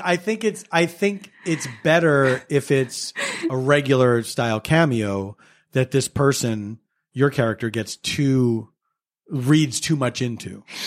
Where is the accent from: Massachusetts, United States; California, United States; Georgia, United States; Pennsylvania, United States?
Pennsylvania, United States; Philadelphia; where I grew up in Philadelphia